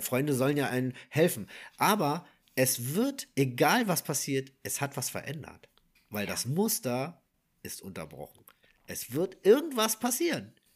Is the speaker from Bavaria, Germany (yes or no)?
no; Berlin, Germany; ursprünglich, äh, also ich komme ja aus Wilmersdorf